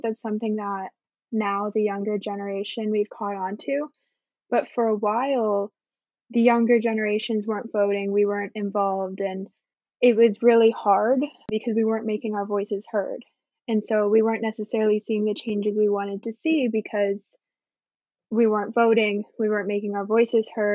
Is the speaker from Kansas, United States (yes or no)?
no; Broward County, Florida, United States; I was born in Florida, in Broward County, which is very much a Democratic stronghold